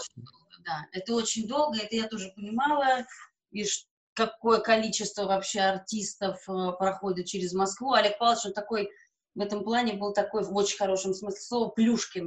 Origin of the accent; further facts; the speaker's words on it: Riga, Latvia; first language Russian; я латышка по национальности